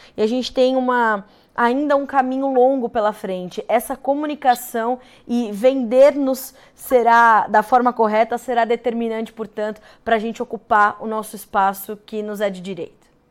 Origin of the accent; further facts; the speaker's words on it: Brazil; enquanto brasileiros